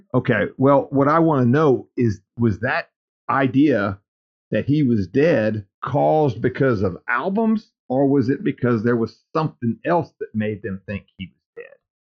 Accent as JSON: {"language": "English", "town": "Lake Charles", "region": "Louisiana", "country": "United States", "tie": "born or raised there", "also_born_or_lived": "Cameron, Louisiana", "said": "sometime in my childhood, before we moved from Lake Charles to Cameron"}